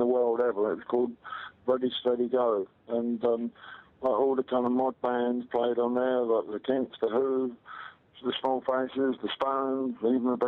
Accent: London, United Kingdom; I'm from London

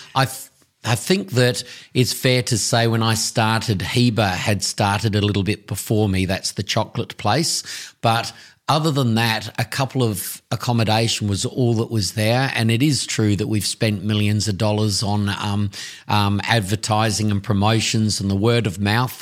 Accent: Tasmania, Australia; also born or lived in South Australia / Risdon Vale, Tasmania / Blackmans Bay, Tasmania; I was born in South Australia, but at the age of three, I came across to Tasmania

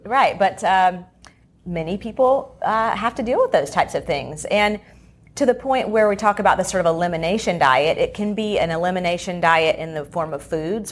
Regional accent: Charlotte, North Carolina, United States; I grew up here in the Charlotte area

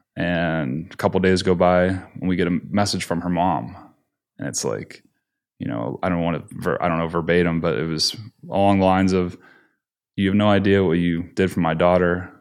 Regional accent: Pennsylvania, United States; I grew up in Pennsylvania

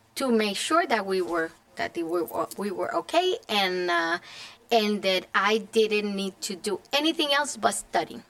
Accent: Puerto Rico; moved away as an adult; now in Connecticut, United States; I was born and raised in Puerto Rico

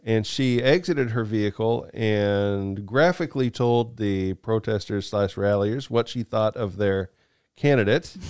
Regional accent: United States; we're Americans

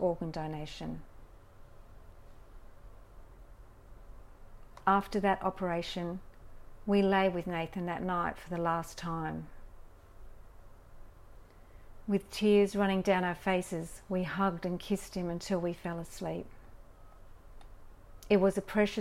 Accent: Australia; Growing up in Australia

